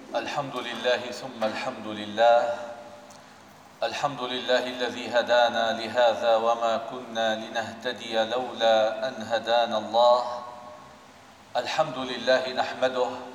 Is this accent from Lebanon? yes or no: no; Syria; بلدنا سوريا